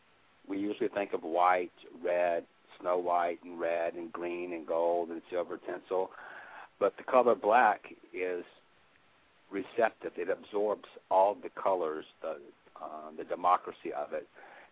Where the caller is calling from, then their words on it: Birmingham, Alabama, United States; I'm calling from Birmingham, Alabama